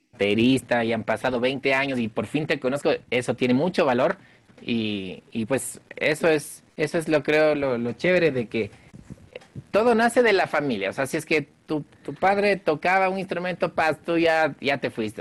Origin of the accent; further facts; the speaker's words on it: Quito, Pichincha, Ecuador; soy el único quiteño dentro de esta producción lojana